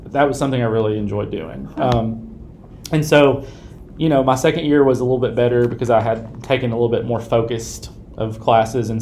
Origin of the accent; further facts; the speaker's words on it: West Tennessee, United States; I am was born and raised in Tennessee, in West Tennessee specifically.